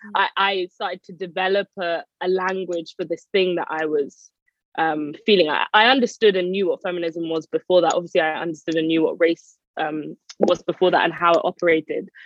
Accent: London, United Kingdom; I am from North London. I grew up in Edmonton

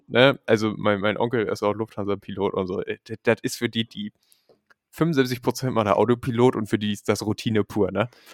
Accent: Germany; moved away; dass ich aus Deutschland komme

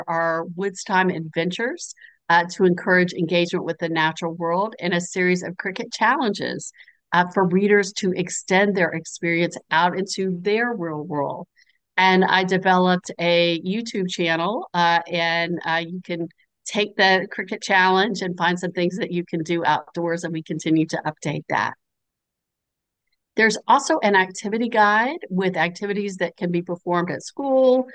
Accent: the South, United States; as a Southerner

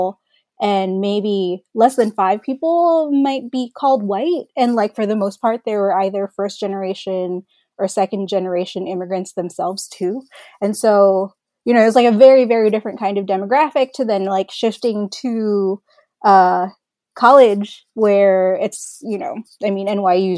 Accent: New York City, New York, United States; also born or lived in Philippines; I was born in the Philippines, and then I immigrated to the US with my family when I was around 10 years old. And we moved to Elmhurst, Queens

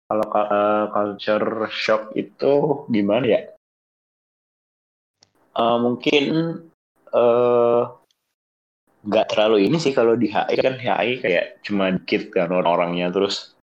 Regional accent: Bogor, West Java, Indonesia; gue nih orang Bogor tuh ngomongnya tuh gua lu cuman ada campuran Sunda-Sundanya gitu.

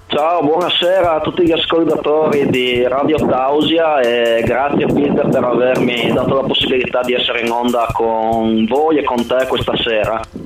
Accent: Codroipo, Friuli-Venezia Giulia, Italy; Vengo da Codroipo in provincia di Udine

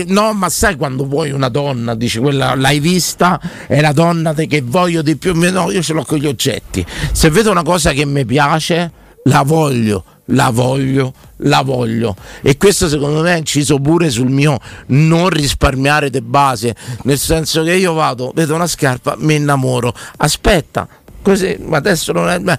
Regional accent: Naples, Campania, Italy; sono napoletano

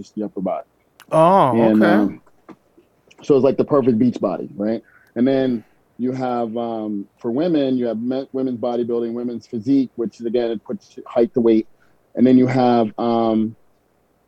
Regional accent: Delaware, United States; I'm from Delaware.

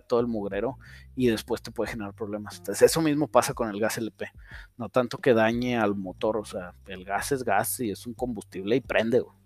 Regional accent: Saltillo, Coahuila, Mexico; Aquí en Saltillo decimos que los de Monterrey son codos. Y luego en los chilangos dicen que los de Saltillo somos codos

